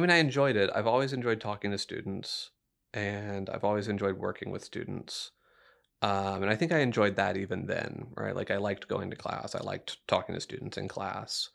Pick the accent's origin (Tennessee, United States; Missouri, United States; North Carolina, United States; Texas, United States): Texas, United States; Dickinson; moved away as an adult; now in San Marcos, United States; I grew up in Dickinson, Texas, which is right between Houston and Galveston.